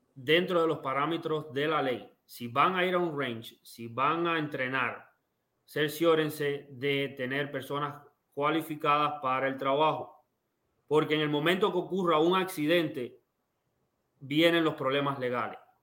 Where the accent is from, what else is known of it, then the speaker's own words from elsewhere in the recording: Cuba; now in United States; yo quiero volver a Cuba porque yo nací en Cuba